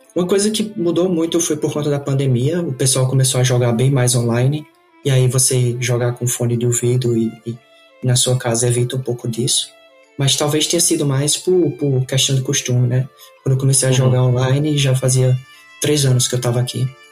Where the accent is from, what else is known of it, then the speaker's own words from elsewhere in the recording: Campina Grande, Paraíba, Brazil; moved away as an adult; now in Canada; nasci em Campina Grande, Paraíba. É, fui criado, criado lá